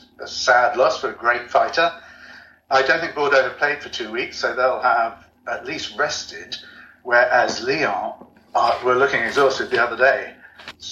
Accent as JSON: {"language": "English", "country": "United Kingdom", "moved": "as an adult", "lives_now": "Toulouse, France", "said": "As a Brit"}